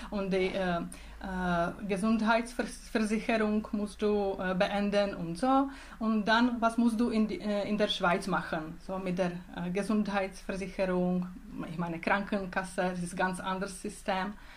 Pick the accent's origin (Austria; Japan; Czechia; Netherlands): Czechia; German is a second language; moved away as an adult; now in Switzerland; in Tschechien, in meinem Heimatland und Heimatregion. es heißt Bile Karpaty.